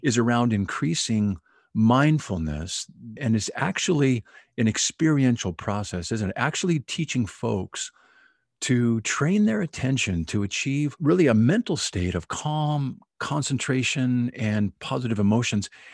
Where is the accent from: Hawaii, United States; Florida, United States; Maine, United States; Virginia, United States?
Hawaii, United States; Oahu; Oahu, Hawaii, which is my hometown